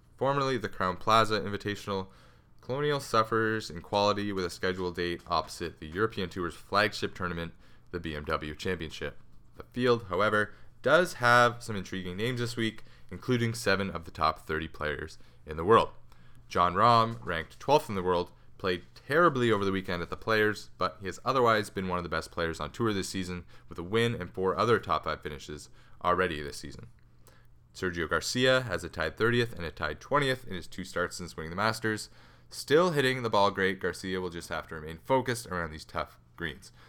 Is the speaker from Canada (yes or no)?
yes; Canada; I'm Canadian